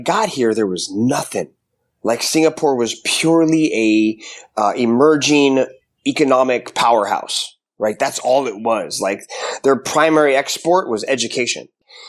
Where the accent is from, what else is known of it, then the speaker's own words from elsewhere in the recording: Seattle, Washington, United States; Seattle, Washington, pretty much.